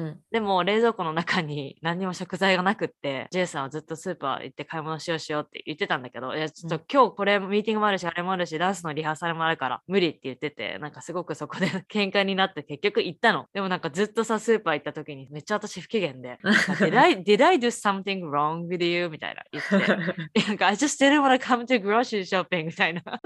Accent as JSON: {"language": "Japanese", "country": "Japan", "tie": "born or raised there", "also_born_or_lived": "Canada / United States", "moved": "as an adult", "lives_now": "Boston, United States", "said": "日本生まれ日本育ち右脳派カナダの語学学校アメリカのコミカレ4年生大学を卒業後現在ボストンでスポーツテック系の会社に勤務"}